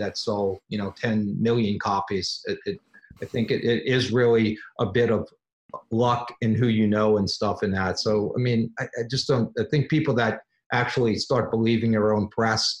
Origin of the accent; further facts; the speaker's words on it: New Orleans, Louisiana, United States; now in Los Angeles, United States; I grew up in New Orleans